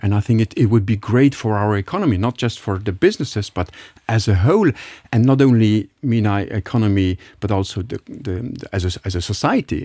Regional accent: Luxembourg; moved away; I label myself being really a Luxembourg, I mean, I, I grew up in Bel Air, just nearby

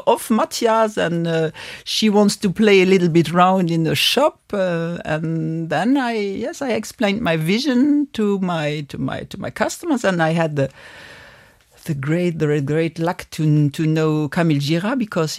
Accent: Luxembourg; here in Luxembourg. So we are belonging to the happy few over here. We are living in a multicultural country

